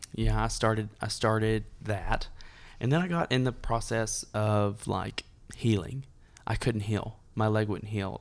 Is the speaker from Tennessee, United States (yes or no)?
yes; Dunlap, Tennessee, United States; I was born and raised in Dunlap, Tennessee